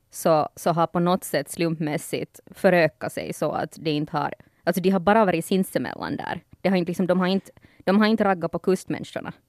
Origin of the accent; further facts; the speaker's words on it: Ostrobothnia, Finland; när du växer us-, upp som finlandssvensk